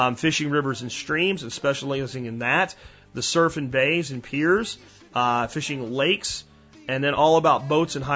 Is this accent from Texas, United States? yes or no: no; Pennsylvania, United States; moved away; I grew up in Pennsylvania